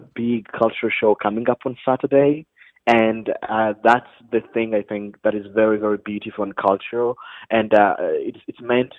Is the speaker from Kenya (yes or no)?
no; Rwanda; moved away; Yes, I'm from Rwanda, which is in the central eastern part of Africa.